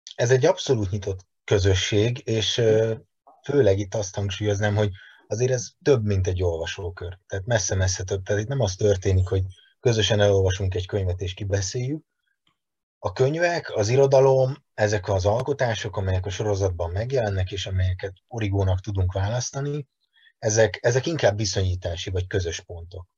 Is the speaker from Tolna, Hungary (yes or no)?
no; Veszprém, Veszprém County, Hungary; moved away as an adult; now in Budapest, Hungary; Egyébként Veszprémi vagyok, Budapestre hat éve költöztem, de abszolút két laki életmódot élek